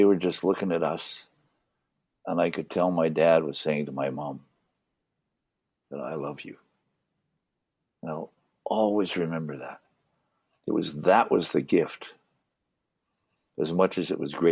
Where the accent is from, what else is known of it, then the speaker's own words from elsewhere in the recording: One Arrow First Nation, Saskatchewan, Canada; also born or lived in Winnipeg, Manitoba; now in Alberta, Canada; I was born on One Arrow.